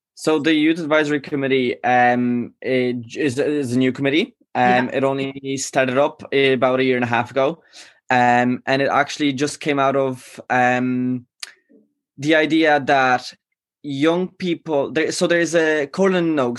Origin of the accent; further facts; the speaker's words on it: Galway, Connacht, Ireland; also born or lived in Poland; i wasn't born in ireland i was born in poland mm-hmm. i came here when i was five so i left my community back in poland like you know mm. in mm-hmm. my hometown right. and i moved here to galway